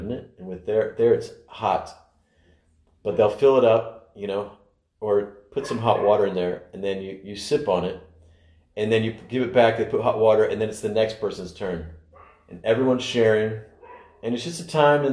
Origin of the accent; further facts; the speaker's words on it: United States; as an American